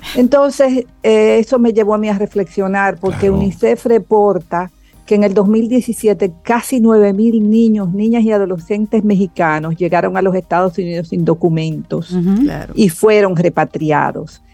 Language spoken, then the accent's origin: Spanish; Dominican Republic; nosotros como cultura dominicana